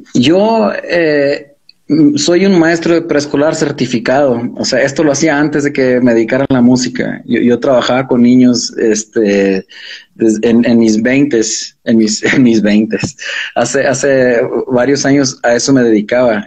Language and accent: Spanish; Fresnillo, Zacatecas, Mexico; moved away; also born or lived in Los Angeles / Mexico City; crecimos en Fresnillo